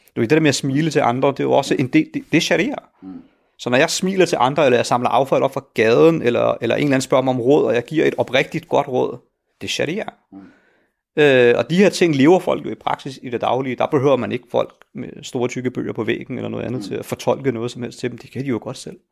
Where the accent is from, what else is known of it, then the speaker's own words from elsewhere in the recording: Helsingør, Capital Region of Denmark, Denmark; jeg er jo født og opvokset i Helsingør i et villakvarter